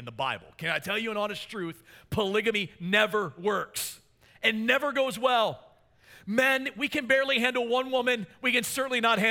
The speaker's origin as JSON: {"language": "English", "region": "Maryland", "country": "United States", "said": "I'm from Maryland"}